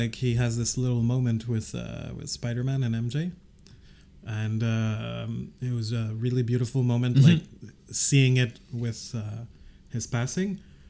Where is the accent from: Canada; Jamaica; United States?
Canada; We're Canadians.